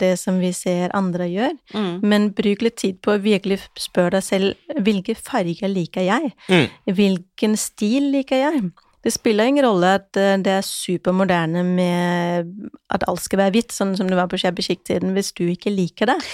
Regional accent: Denmark; now in Norway; Jeg er jo dansk

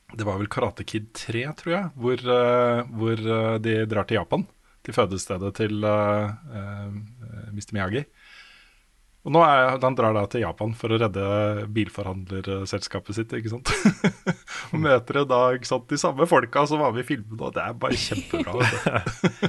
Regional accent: Våler, Østfold, Norway; moved away; Jeg vokste opp i Våler utafor Moss, jeg er nesten aldri der nå lenger.

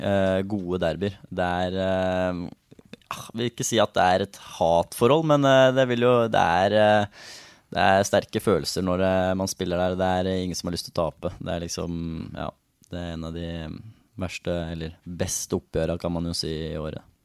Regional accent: Elverum, Innlandet, Norway; jeg er jo fra Elverum

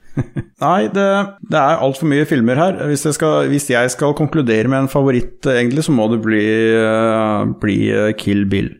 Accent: Notodden, Vestfold og Telemark, Norway; er jo fra Notodden, uh, Norges rånehovedstad

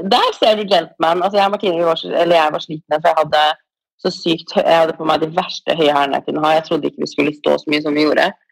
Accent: Norway; moved away as an adult; now in Los Angeles, United States; hjemme i Norge

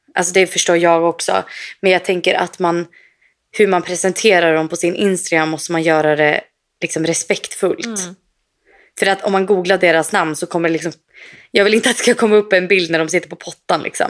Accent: Sweden; moved away; vi kan ju gå på ICA hemma i Sverige

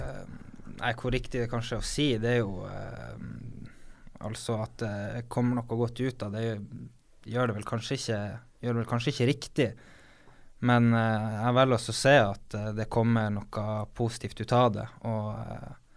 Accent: Harstad, Northern Norway, Norway; Jeg er jo nordlending

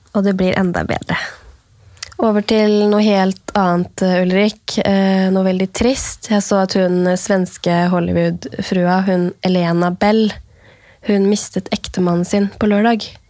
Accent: Norway; her hjemme i Norge

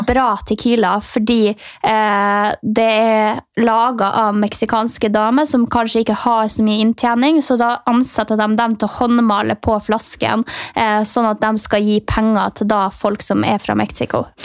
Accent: Finnmark, Norway; jeg som kommer fra Finnmark og lever på grensa til Russland sjøl

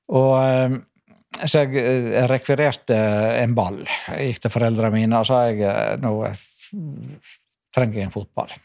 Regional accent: Norway; moved away; also born or lived in Skogneset lighthouse; jeg vokste opp på Kloknes fyr. Faren min var fyrmester. Jeg vokste opp på to av fyrene der oppe

